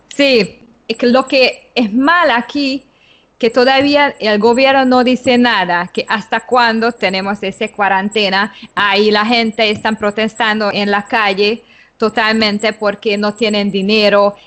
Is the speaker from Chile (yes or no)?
no; Hungary; moved away as an adult; now in Panama City, Panama; de origen húngaro, radicada en Panamá desde hace 10 años